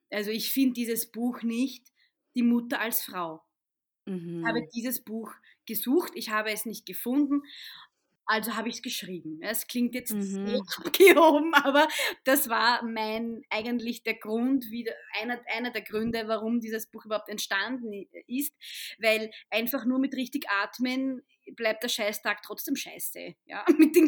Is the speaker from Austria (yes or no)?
yes; Vienna, Austria; ich bin Wienerin, Muslima mit ägyptischen Wurzeln